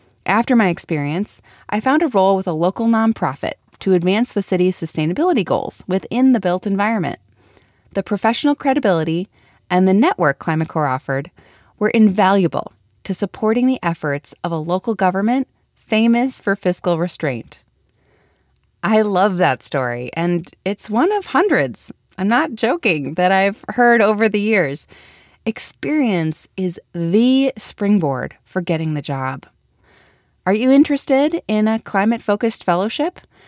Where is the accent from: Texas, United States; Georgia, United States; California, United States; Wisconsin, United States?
Wisconsin, United States; Milwaukee; I'm from Milwaukee